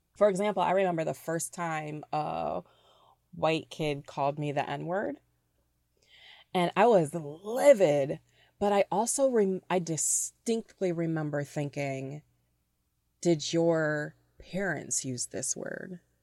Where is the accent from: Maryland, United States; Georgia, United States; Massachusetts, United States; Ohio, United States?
Ohio, United States; Toledo; also born or lived in Cleveland, Ohio / Chicago / Metro Detroit; now in Detroit, United States; I grew up in Toledo, Ohio